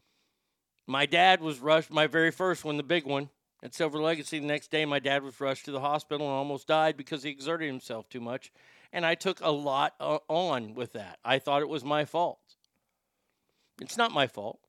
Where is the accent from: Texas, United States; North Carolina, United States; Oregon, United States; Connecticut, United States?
Texas, United States; I grew up in Texas.